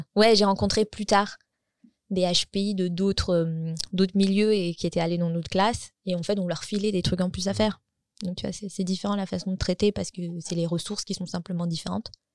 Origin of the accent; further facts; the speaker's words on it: France; moved away as an adult; now in Gothenburg, Sweden; j'habite en Suède, mais je suis française. J'ai grandi en banlieue